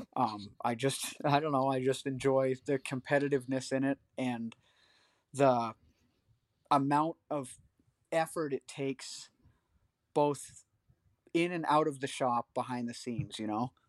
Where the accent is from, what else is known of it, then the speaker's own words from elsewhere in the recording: Pittsburg, New Hampshire, United States; I grew up in Pittsburgh, New Hampshire